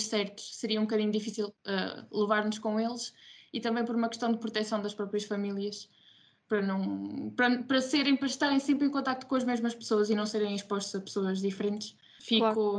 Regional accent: Ílhavo, Aveiro District, Portugal; estou licenciada, terminei agora a licenciatura em enfermagem, tenho 22 anos e, e, sou de Ilhavo

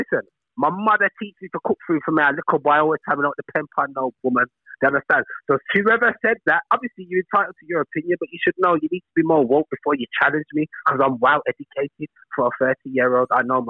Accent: England, United Kingdom; born there; my both parents are from Jamaica. Just because I'm born in England, that doesn't make me British. I'm Jamaican.

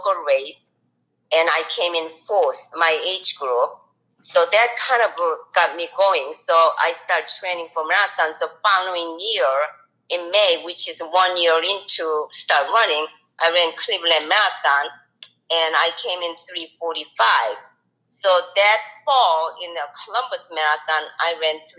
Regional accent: Seoul, South Korea; moved away; I'm from Seoul, Korea. And then I went back to visit my, home country.

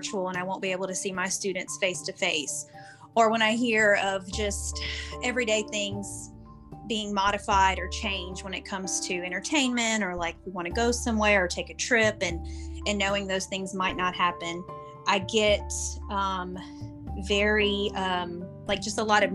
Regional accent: Louisiana, United States; I'm from Louisiana

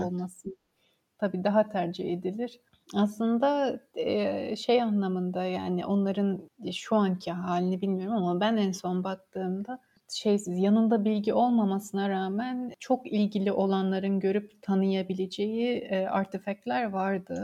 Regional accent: Samsun, Turkey; moved away as an adult; also born or lived in Durham, United Kingdom / St Andrews, United Kingdom; Karadenizli olmamıza rağmen, ben de Samsun'da doğdum

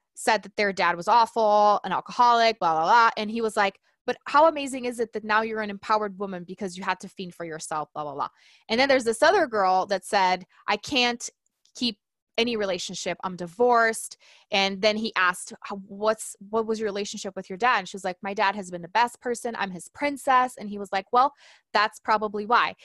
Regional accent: Brazil; now in United States; I was in Brazil, I'm from Brazil, and I was actually in school

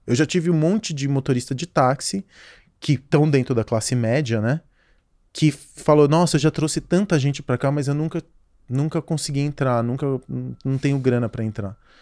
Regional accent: São Paulo, Brazil; como garoto de classe média baixa, crescendo em São Paulo

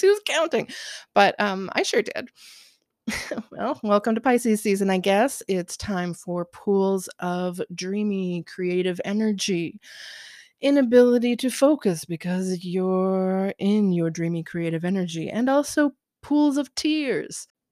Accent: Southern Ohio, United States; now in Portland, United States; I grew up in Southern Ohio where it snowed pretty heavily throughout the winter

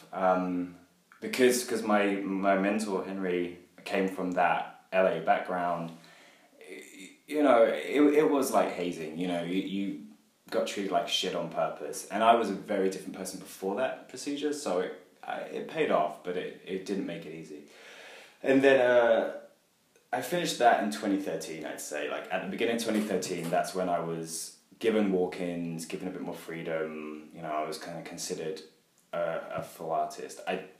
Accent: West Sussex, South East England, United Kingdom; moved away as an adult; also born or lived in London; now in Berlin, Germany; Been living in London for the last few years, but originally from just underneath that, born in West Sussex

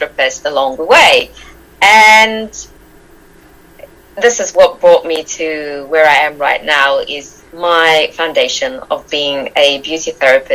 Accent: South Africa; moved away as an adult; I'm from South Africa. I was born there. My mother is Arabian and my father is Irish English. I was brought up in South Africa.

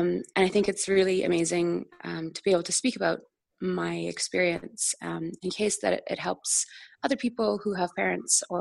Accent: Vancouver, British Columbia, Canada; I grew up in Vancouver in Canada

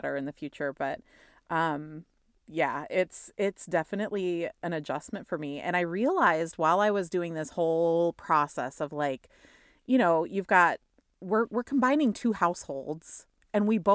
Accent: South Dakota, United States; moved away as an adult; also born or lived in Madison, Wisconsin / Seattle; now in Minneapolis, United States; I like got promoted for the first time out of South Dakota. Like, and actually this September will be 10 years ago that I got that first promotion and left my hometown

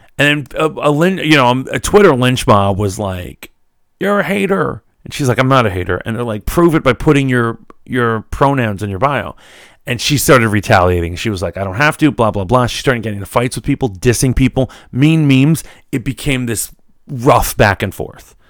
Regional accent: New York, United States; moved away as an adult; also born or lived in Virginia; I'm from New York, but, uh, you know, I went down to Virginia

